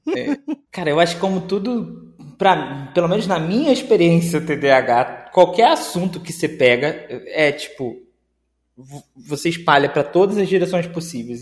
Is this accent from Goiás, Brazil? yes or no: no; Rio de Janeiro, Brazil; Eu sou do Rio de Janeiro